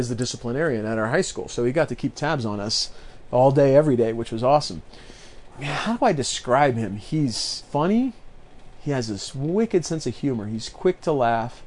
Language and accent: English; near Eagle Point, Southern Oregon, United States; going back towards my hometown